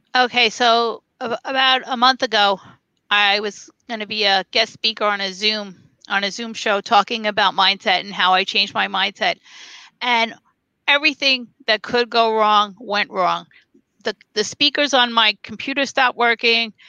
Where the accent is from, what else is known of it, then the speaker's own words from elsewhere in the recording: New York City, New York, United States; moved away as an adult; also born or lived in North Carolina / Las Vegas; I'm a New Yorker